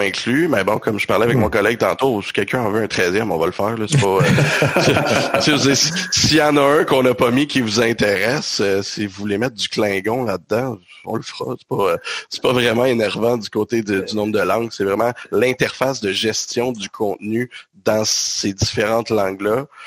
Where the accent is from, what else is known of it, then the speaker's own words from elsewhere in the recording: Quebec, Canada; on est du Québec